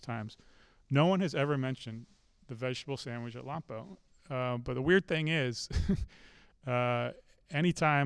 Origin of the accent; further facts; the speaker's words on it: England, United Kingdom; now in Charlottesville, United States; I'm from, I was born in England.